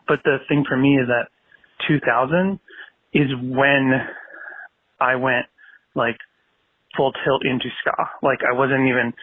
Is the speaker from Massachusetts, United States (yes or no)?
yes; Boston, Massachusetts, United States; I'm from Boston